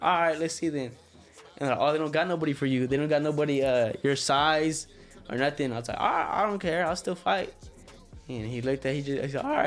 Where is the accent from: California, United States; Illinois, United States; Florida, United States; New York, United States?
California, United States; Stockton; growing up in Stockton, you know what I mean? It's a tough city, like high gang activity. And it's a tough spot to be in, Northern California overall.